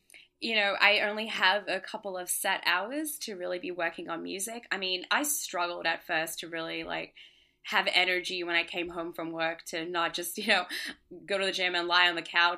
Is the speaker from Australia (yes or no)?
yes; Australia; also born or lived in Singapore; now in Brooklyn, United States; Yeah, so I grew up in Singapore, Australia. I grew up in Australia and then Singapore. And then I actually came here for university.